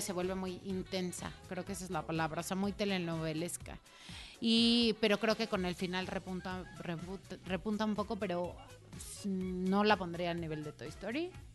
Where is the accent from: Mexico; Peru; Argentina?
Mexico; somos mexicanos